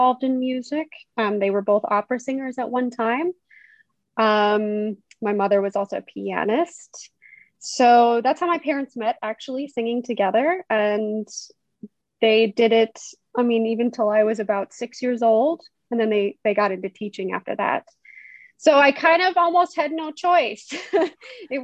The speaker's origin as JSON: {"language": "English", "town": "Conway", "region": "Arkansas", "country": "United States", "tie": "born or raised there", "moved": "as an adult", "lives_now": "Germany", "said": "So I did most of my growing up in Conway, you know, middle school, junior high school, and then of course, college at UCA."}